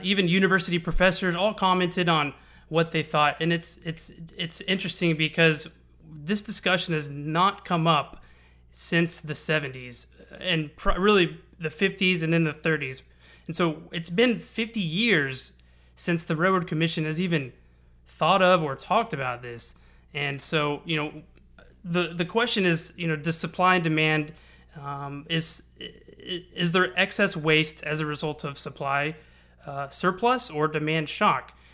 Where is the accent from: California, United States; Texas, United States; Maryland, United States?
Texas, United States; Houston; I'm born and raised in Houston. I've lived here for thirty years